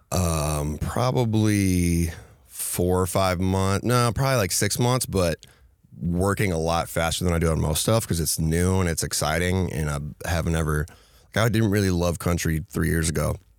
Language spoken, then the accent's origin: English; Minnesota, United States; I grew up in Minnesota where it was either you listen to rap or you listen to country